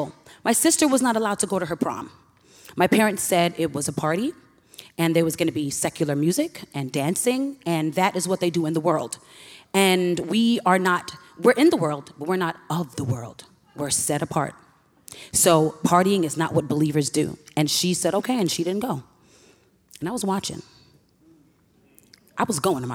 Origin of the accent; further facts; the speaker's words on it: New York City, New York, United States; now in St. Louis, United States; I currently live in St. Louis, but I'm born and raised in Hollis, Queens, New York.